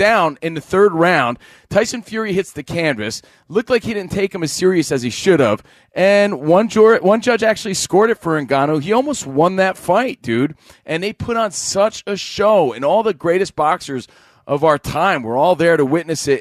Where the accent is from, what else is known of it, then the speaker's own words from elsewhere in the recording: New Jersey, United States; a kid from Jersey. I grew up in New Jersey